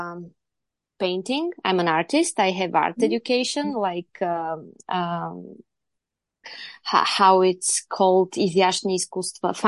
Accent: Varna, Varna Province, Bulgaria; now in Sofia, Bulgaria; I'm from Bulgaria. Originally born in Varna, which is the beautiful seaside of Bulgaria, but I'm based in Sofia, our capital now.

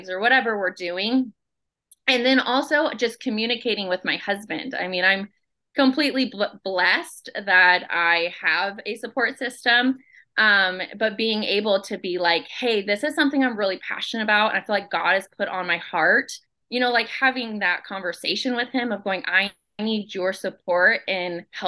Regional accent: Omaha, Nebraska, United States; I am from Omaha, Nebraska

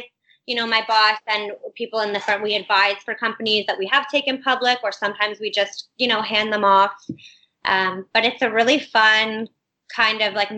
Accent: Windsor, Ontario, Canada; moved away as an adult; now in Toronto, Canada; growing up in Windsor, it's a small enough town

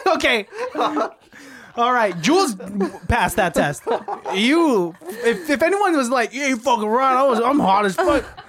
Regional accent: Pittsburgh, Pennsylvania, United States; growing up in Pittsburgh

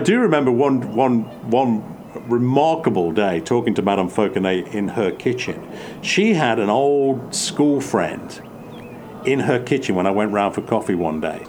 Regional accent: East Midlands, United Kingdom; moved away as an adult; also born or lived in Oxford / Charente-Maritime, France; I go back to the Midlands in England, which is where I was born and raised

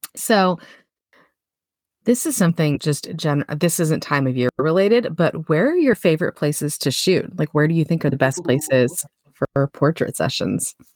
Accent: Florida, United States; also born or lived in Nebraska; now in Pennsylvania, United States; Florida girl. I moved from Florida to Nebraska

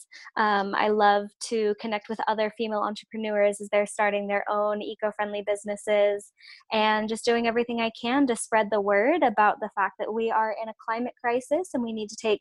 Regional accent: West Coast, United States; moved away; also born or lived in Georgia; it was actually when I moved away from the West Coast and I moved to Georgia

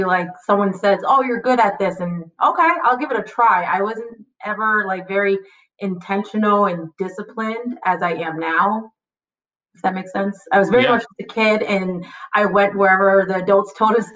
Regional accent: Beacon, New York, United States; I was born and raised in Beacon, New York, which is an hour from New York City north.

